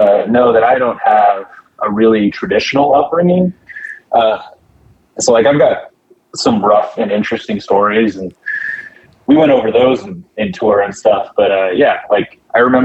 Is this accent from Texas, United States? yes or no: no; a reservation in Arizona, United States; I was middle school on the reservation